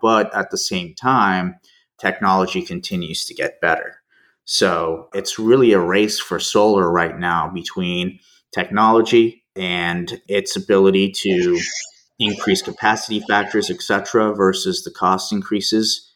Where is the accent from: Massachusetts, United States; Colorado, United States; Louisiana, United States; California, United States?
Colorado, United States; Denver; moved away as an adult; also born or lived in Turkey / Tulsa, Oklahoma / Chicago / France; now in Houston, United States; Spent most of my childhood growing up in Denver.